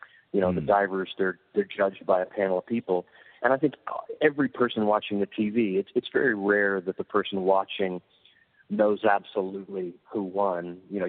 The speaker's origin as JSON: {"language": "English", "region": "Texas", "country": "United States", "said": "About as Irish as you can get, straight from Texas."}